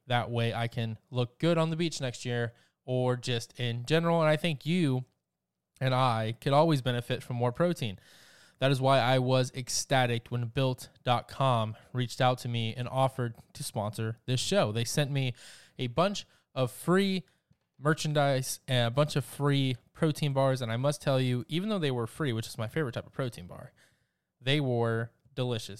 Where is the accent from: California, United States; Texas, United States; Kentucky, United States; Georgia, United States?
Georgia, United States; my home state, the great state of Georgia